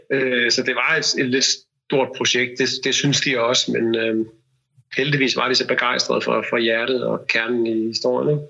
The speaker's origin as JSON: {"language": "Danish", "country": "Denmark", "said": "vi andre kan få som danskere"}